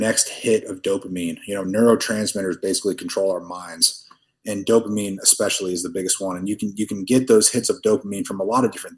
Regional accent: Tulsa, Oklahoma, United States; now in Dubai, United Arab Emirates; I'm from Tulsa, Oklahoma, originally

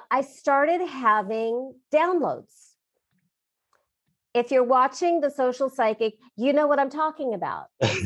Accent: Southern California, United States; growing up in my family and growing up in Southern California

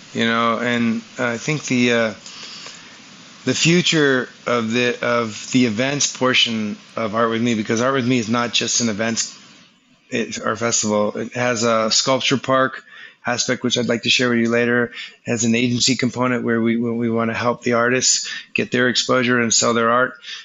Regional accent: South Florida, United States; I grew up in South Florida, so I probably have some connection to that region just based on that's where my childhood was

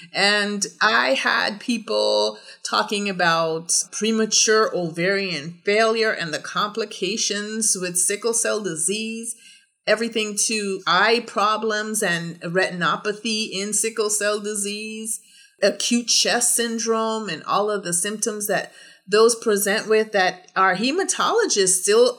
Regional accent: Orlando, Florida, United States; I am a medical doctor with sickle cell disorder, and I am from Orlando, Florida.

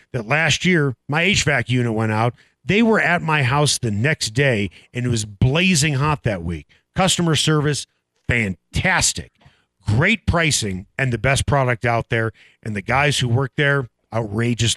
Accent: Chicago, Illinois, United States; born or raised there; moved away as an adult; now in Denver, United States

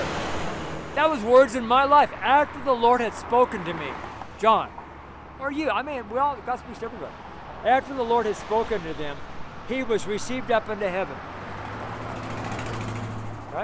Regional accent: United States; I'm American, firstborn American, French, Belgium.

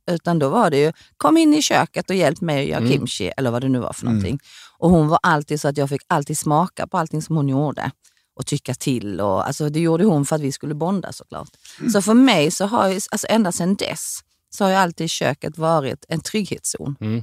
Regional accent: Sweden; also born or lived in South Korea; Jag blev adopterad hit när jag var sex år

